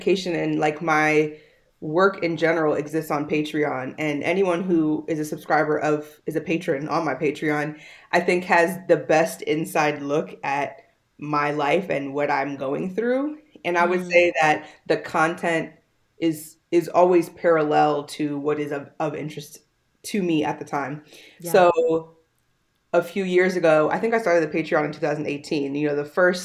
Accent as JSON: {"language": "English", "area": "Howard County", "region": "Maryland", "country": "United States", "tie": "born or raised there", "also_born_or_lived": "California", "moved": "as an adult", "lives_now": "Miami, United States", "said": "I grew up in Maryland, mostly in Howard County"}